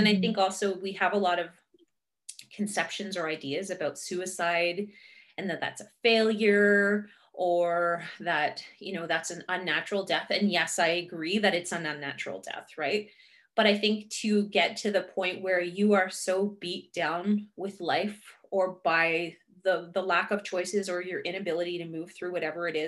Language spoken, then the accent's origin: English; Marathon, Ontario, Canada; also born or lived in Thunder Bay, Ontario / Biigtigong Nishnaabeg; the hometown of Marathon, my hometown